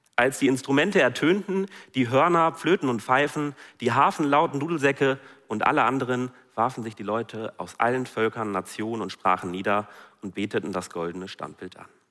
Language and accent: German; Germany; bei uns in Deutschland